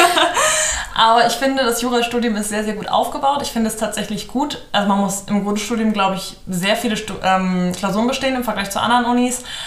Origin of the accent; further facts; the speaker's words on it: Hamburg area, Germany; moved away as an adult; now in Cologne, Germany; ich komme ursprünglich aus der Gegend von Hamburg, bin mit 19 nach Köln gezogen